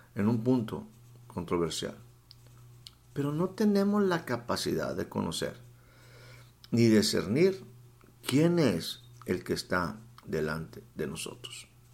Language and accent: Spanish; Mexico; estaba aquí en mi país, en la sierra de Puebla